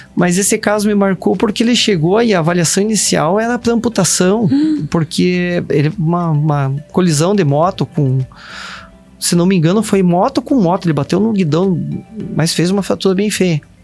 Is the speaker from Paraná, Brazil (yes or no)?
yes; Ponta Grossa, Paraná, Brazil; na minha cidade, que eu morava, eu nasci em Ponta Grossa